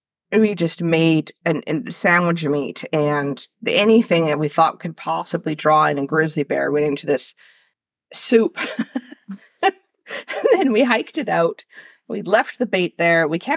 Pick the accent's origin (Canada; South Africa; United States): Canada; I'm from Canada. Like, we have bears everywhere.